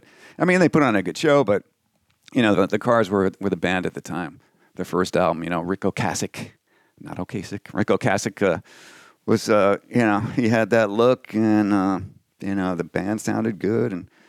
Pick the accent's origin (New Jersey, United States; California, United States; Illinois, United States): New Jersey, United States; I did. I grew up out east in New Jersey.